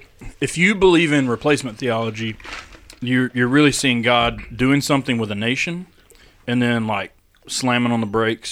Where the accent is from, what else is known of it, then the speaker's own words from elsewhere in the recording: United States; growing up in Podunk, Lincoln County.